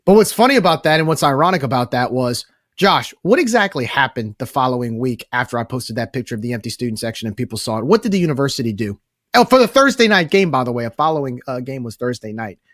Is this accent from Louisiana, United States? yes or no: yes; Cajun, Louisiana, United States; we're very proud of who we are as Cajun people